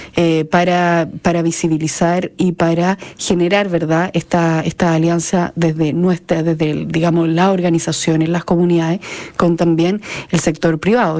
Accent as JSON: {"language": "Spanish", "country": "Chile", "said": "como sociedad chilena nos falta muchísimo"}